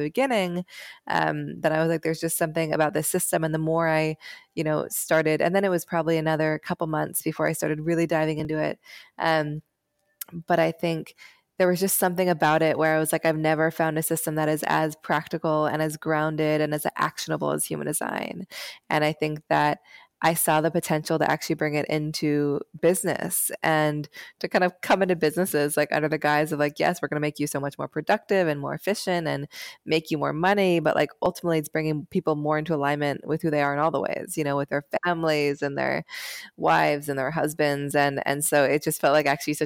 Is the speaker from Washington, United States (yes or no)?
yes; Seattle, Washington, United States; I grew up in Seattle